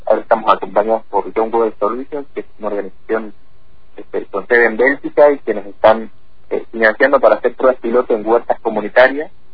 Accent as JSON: {"language": "Spanish", "region": "Tucumán", "country": "Argentina", "tie": "born or raised there", "moved": "as an adult", "lives_now": "Fernández Oro, Argentina", "said": "Y nací ahí en Tucumán, ahí hice mi primaria y secundaria y bueno, a fines de 2015 me mudé acá a Fernández Torres"}